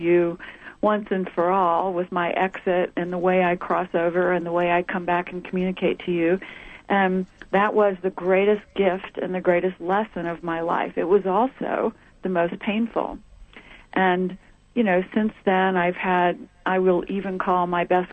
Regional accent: the South, United States; moved away as an adult; growing up in the South in the 50s and in the 60s

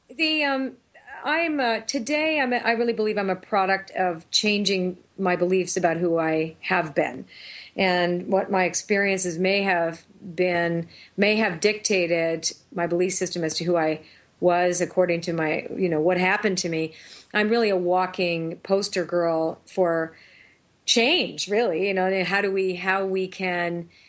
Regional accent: Toronto, Ontario, Canada; moved away as an adult; also born or lived in Sedona, Arizona; now in New Hampshire, United States; I was raised in Toronto

